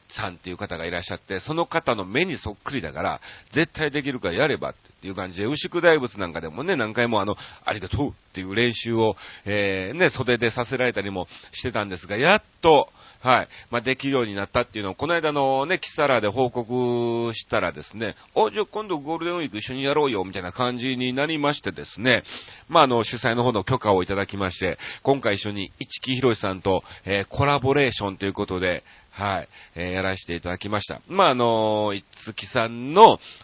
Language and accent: Japanese; Kansai, Japan; 僕らが関西出身なんでね